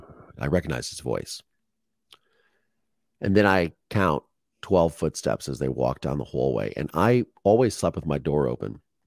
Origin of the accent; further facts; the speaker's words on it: Dahlgren, Virginia, United States; also born or lived in Philadelphia / Pensacola; And then we moved to Dahlgren, Virginia when I was like 1 year old. And I lived on a naval base where I grew up for the next 4 years in Dahlgren, Virginia.